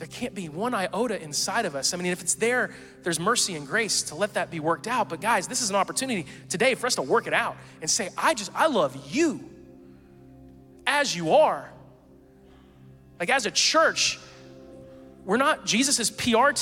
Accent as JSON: {"language": "English", "region": "the South", "country": "United States", "said": "we're from the South"}